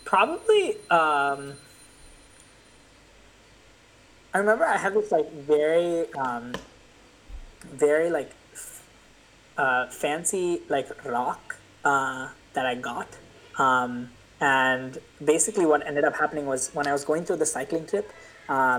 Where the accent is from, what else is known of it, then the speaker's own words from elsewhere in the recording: India; moved away; my hometown, my house in India